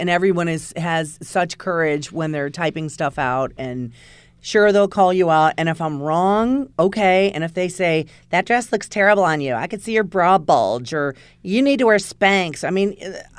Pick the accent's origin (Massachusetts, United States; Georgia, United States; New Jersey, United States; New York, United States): New York, United States; Oh, my God. I'm